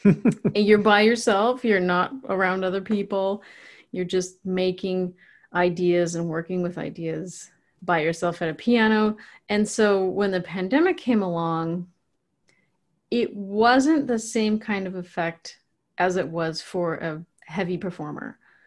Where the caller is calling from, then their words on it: Puyallup, Washington, United States; I am in Puyallup, Washington.